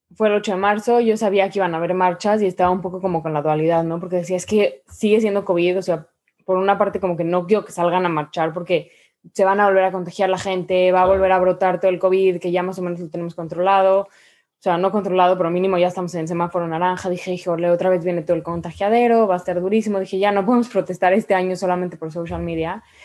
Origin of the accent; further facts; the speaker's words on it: Mexico; como mujer mexicana